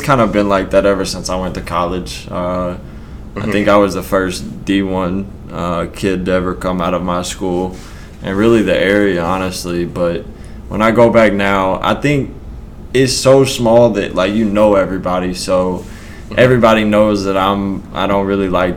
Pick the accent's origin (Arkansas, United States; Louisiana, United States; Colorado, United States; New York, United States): Arkansas, United States; it's what I knew, so it was normal to me, but probably not for everybody. I grew up in a town of 1,100 people.